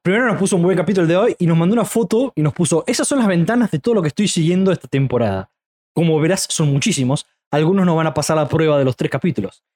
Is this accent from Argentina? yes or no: yes; Córdoba, Argentina; Ese y yo somos de Córdoba